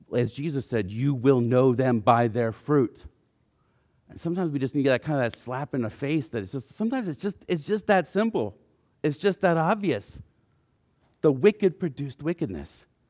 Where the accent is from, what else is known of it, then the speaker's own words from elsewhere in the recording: United States; for us as American Christians